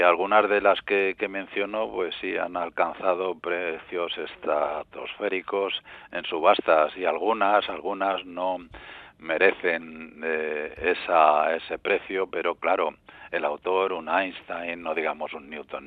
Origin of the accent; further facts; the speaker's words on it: Madrid, Community of Madrid, Spain; yo soy madrileño